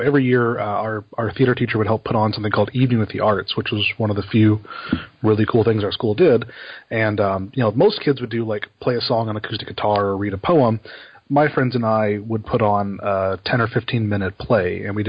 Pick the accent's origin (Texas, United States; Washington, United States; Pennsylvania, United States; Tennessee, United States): Tennessee, United States; also born or lived in Louisiana; now in Research Triangle Park, North Carolina, United States; Mostly in Tennessee. I was a baby in Louisiana